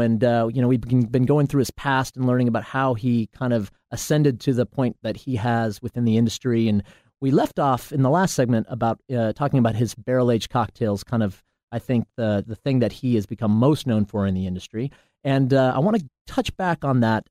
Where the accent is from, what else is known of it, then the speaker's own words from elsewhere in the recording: Portland, Oregon, United States; I'm from Portland, Oregon